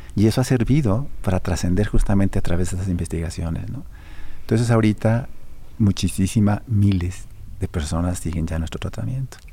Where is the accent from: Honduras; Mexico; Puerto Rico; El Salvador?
Mexico; also born or lived in Europe; now in Aguascalientes, Mexico; como mexicano y como aguascalentense adoptivo